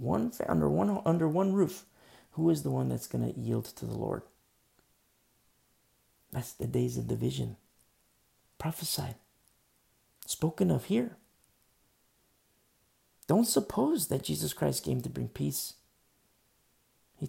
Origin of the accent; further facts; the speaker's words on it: United States; I'm an American, you know, and I love this country so much.